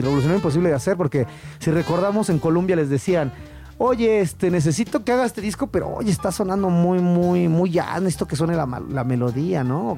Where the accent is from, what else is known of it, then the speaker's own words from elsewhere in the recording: Mexico City, Mexico; accent: chilango; first language Spanish; A mí me encanta mi acento chilango.